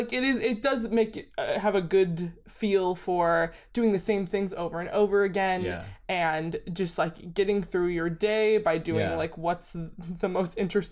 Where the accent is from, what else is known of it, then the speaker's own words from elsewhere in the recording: Midwest, United States; I'm from the Midwest and I tie a lot of my identity to the Midwest